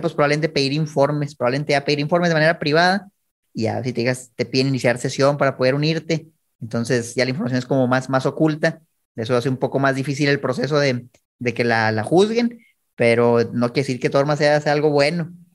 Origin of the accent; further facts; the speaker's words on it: Chihuahua, Mexico; yo soy de Chihuahua